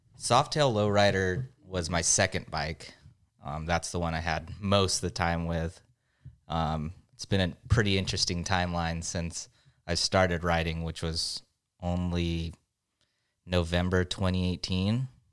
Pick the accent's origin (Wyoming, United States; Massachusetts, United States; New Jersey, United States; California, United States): California, United States; San Diego; I'm from San Diego